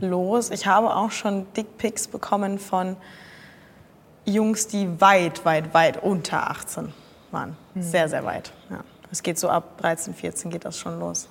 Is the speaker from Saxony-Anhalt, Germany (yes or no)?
no; Cologne, North Rhine-Westphalia, Germany; ich komme aus Köln